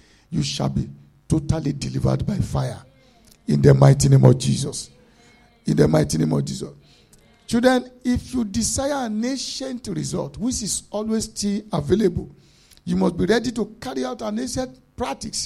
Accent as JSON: {"language": "English", "country": "Nigeria", "moved": "yes", "said": "we are coming from Africa"}